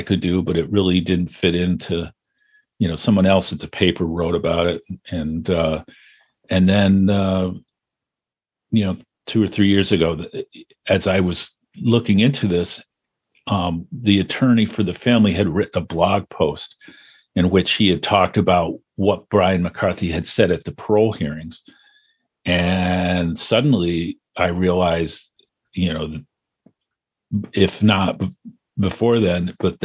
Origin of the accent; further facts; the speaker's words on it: Potsdam, New York, United States; now in Syracuse, United States; I grew up just outside of Potsdam